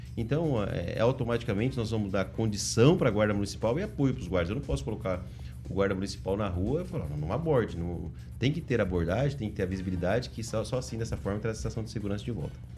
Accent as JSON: {"language": "Portuguese", "town": "Maringá", "region": "Paraná", "country": "Brazil", "said": "eu sou lá do Jardim Bertioga"}